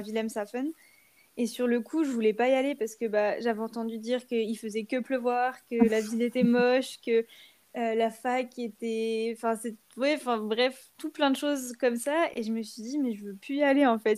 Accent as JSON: {"language": "French", "country": "France", "said": "c'est vraiment des choses qu'on n'a pas l'habitude de faire en tant que Français"}